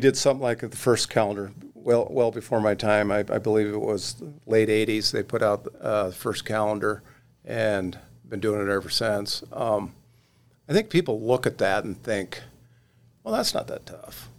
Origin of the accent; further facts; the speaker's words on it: Oregon, United States; moved away as an adult; now in North Dakota, United States; I grew up in Oregon, and, uh, and like I said, and grew up with a fly rod in my hand